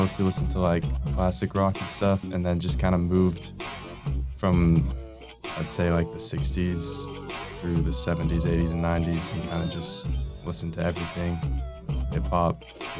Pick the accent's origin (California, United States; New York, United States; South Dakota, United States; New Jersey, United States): California, United States; I'm from California